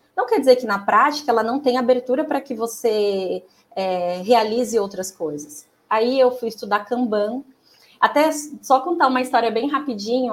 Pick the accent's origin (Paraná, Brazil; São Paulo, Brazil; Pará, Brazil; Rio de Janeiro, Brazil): São Paulo, Brazil; Americana; Eu sou de Americana, é, de São Paulo, na região de Campinas